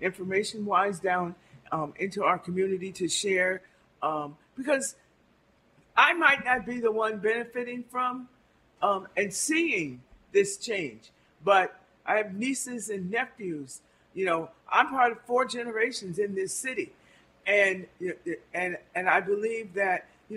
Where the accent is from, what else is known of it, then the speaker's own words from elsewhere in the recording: Albany, New York, United States; I grew up on Phillips Street